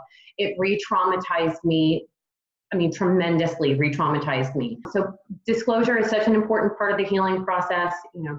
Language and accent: English; Texas, United States; now in Charlotte, United States; I've only been in the Charlotte area for about a year and a half. I'm a transplant from Texas.